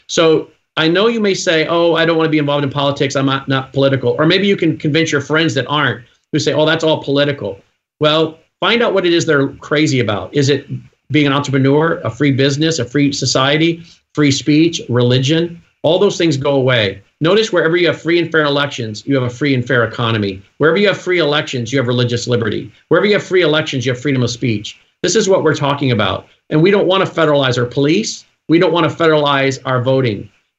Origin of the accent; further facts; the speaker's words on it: United States; We are the American people. We can do this. After all, we are Americans.